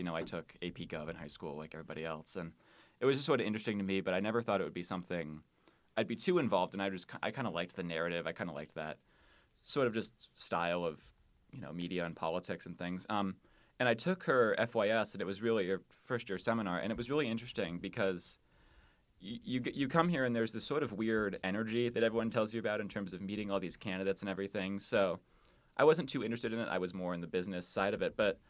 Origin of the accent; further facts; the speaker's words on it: Wheaton, Illinois, United States; moved away as an adult; now in Des Moines, United States; I am from Wheaton, Illinois, which is a suburb of Chicago, about 30 minutes outside of the city.